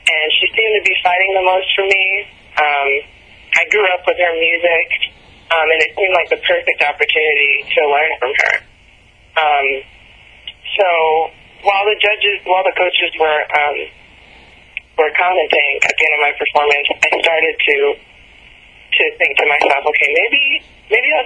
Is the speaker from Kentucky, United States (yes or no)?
no; New York, United States; I'm from New York